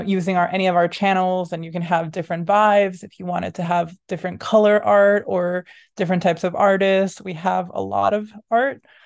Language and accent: English; Puerto Rico; also born or lived in Boston, United States; now in New York, United States; I grew up in Puerto Rico, surrounded by colors